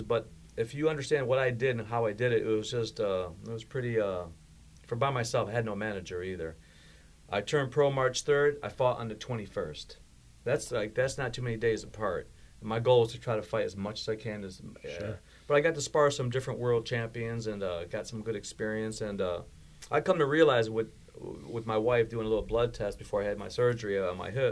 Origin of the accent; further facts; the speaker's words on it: Birmingham, Michigan, United States; also born or lived in Baghdad, Iraq / Detroit / Westland; now in Oxford, United States; moved to Detroit, and got lucky that my dad moved us out to, like, kind of the suburbs.